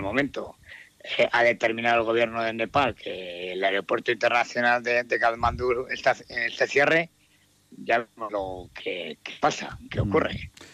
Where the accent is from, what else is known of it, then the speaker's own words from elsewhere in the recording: Vitoria-Gasteiz, Basque Country, Spain; tres somos, tres de Vitoria